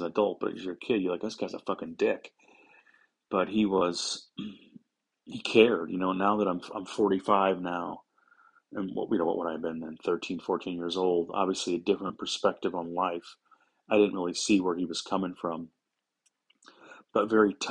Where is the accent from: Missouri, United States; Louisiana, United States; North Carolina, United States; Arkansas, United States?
Missouri, United States; St. Louis; I'm from St. Louis, Missouri. Grew up in South St. Louis.